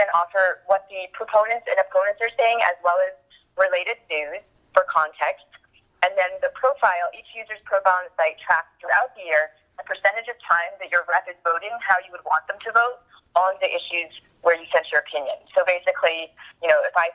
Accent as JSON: {"language": "English", "region": "Texas", "country": "United States", "also_born_or_lived": "Iowa", "moved": "as an adult", "said": "I'm actually from Texas"}